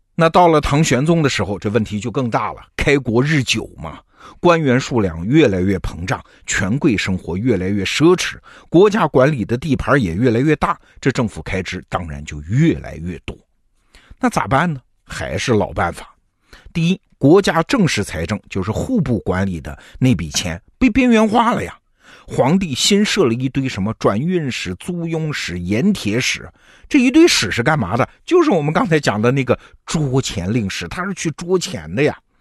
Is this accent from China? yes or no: yes; China; 我们中国人